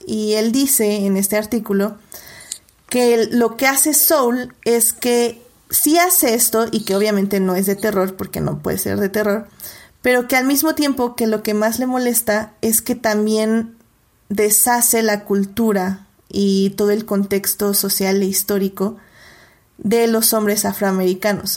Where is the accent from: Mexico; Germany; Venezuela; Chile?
Mexico; nosotros como mexicanos